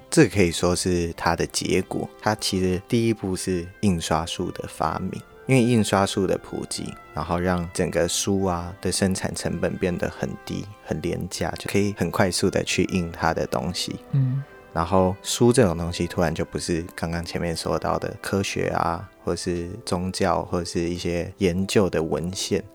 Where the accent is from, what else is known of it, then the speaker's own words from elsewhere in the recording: Taiwan; 我们台湾人